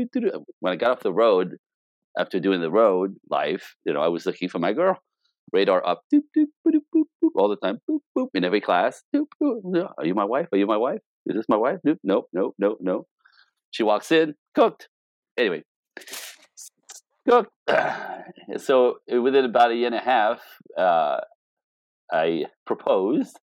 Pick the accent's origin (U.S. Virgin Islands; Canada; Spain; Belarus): Canada; moved away as an adult; now in Los Angeles, United States; as a Canadian, I'm Canadian.